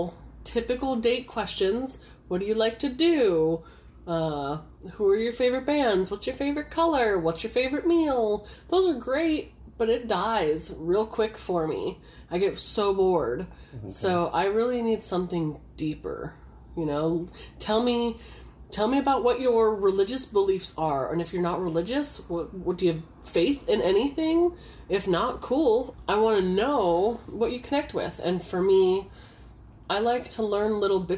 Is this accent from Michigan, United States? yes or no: no; Los Angeles, California, United States; growing up in Southern California, down in the LA area